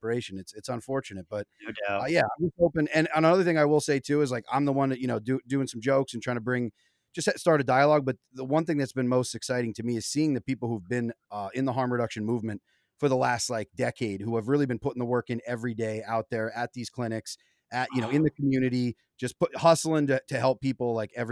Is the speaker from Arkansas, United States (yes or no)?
no; Luzerne, Pennsylvania, United States; moved away as an adult; also born or lived in Brooklyn; I'm now living two blocks from where I was born here in Luzerne.